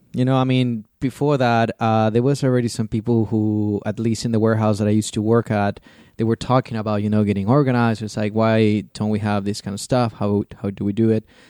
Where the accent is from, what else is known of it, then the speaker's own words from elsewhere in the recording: Chile; now in Germany; I come from Chile originally.